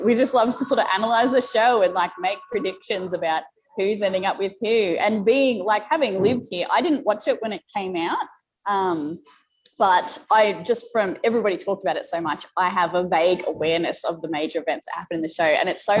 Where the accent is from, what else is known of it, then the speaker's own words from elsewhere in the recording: Australia; So I'm an Australian